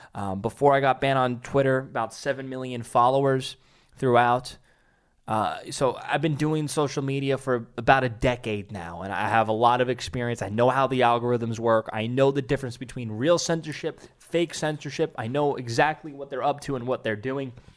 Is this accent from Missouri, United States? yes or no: no; New York City, New York, United States; my hometown, Staten Island, New York